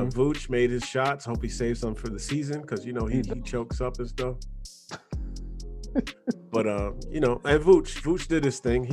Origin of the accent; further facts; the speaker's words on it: New Jersey, United States; now in Orlando, United States; I'm from Jersey